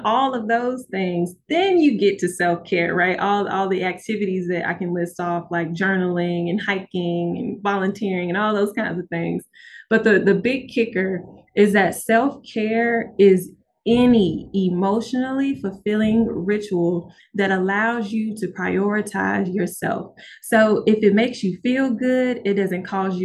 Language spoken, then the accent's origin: English; Memphis, Tennessee, United States; now in Oxford, United States; I'm from Memphis